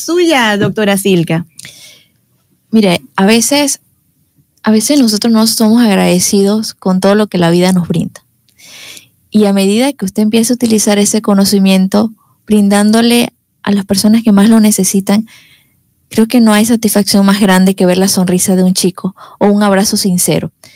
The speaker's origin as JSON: {"language": "Spanish", "town": "David", "region": "Chiriquí", "country": "Panama", "said": "soy de, soy de acá, de David. Sí, mis padres también. Eh, mi familia es de acá."}